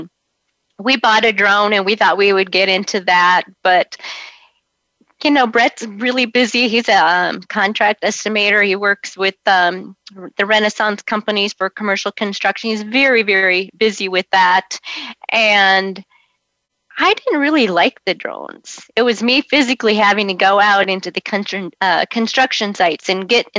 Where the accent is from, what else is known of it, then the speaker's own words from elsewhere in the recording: Orange County, California, United States; moved away as an adult; also born or lived in Arizona; I'm actually a California girl, and I grew up in Orange County.